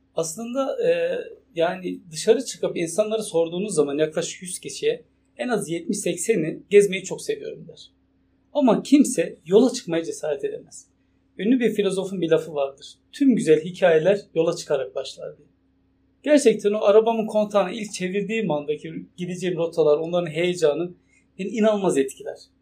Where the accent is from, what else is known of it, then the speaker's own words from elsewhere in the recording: Turkey; also born or lived in Şırnak / Konya; Türk olduğum için